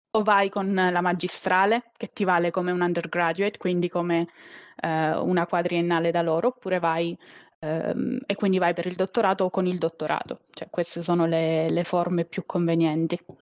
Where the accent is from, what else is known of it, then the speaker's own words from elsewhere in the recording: Teramo, Abruzzo, Italy; moved away as an adult; now in Rome, Italy; sono nata a Teramo, in Abruzzo